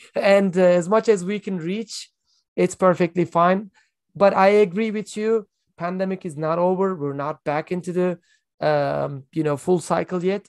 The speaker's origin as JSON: {"language": "English", "country": "Turkey", "said": "I am from Turkey. I live in Istanbul"}